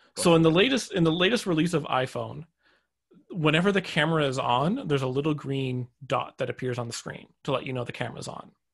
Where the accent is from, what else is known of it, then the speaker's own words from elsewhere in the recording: Canada; I'm actually Canadian